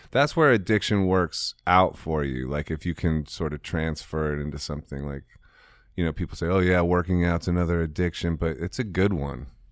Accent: Ohio, United States; I'm from Ohio

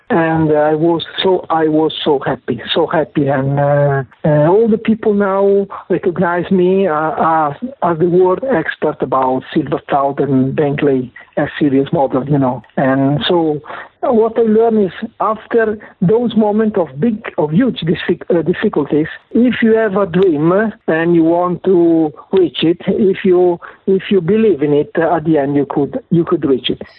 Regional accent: Italy; accent: Italian; English is a second language; my Italian accent

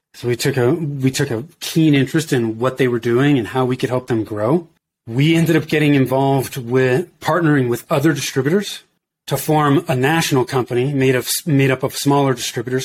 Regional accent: Danville, California, United States; moved away as an adult; also born or lived in Oakland, California / Denver, Colorado; I grew up in Northern California in the Bay Area. So in the East Bay, uh, if you're familiar with that, I grew up in Danville. I was born in Oakland

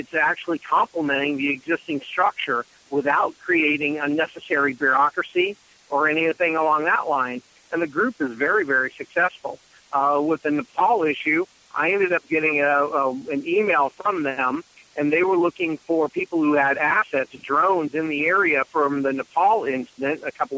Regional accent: Reno, Nevada, United States; now in Washington, D.C., United States; I'm actually originally from Reno, Nevada, a little bit ways from D.C. where I'm at these days.

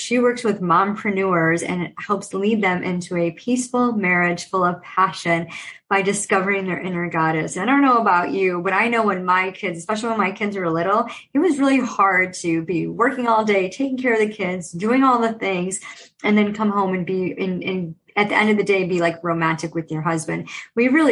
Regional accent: United States; growing up in America

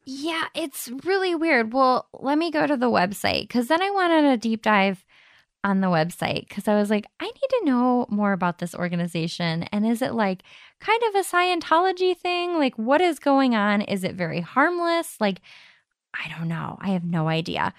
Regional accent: Madison, Ohio, United States

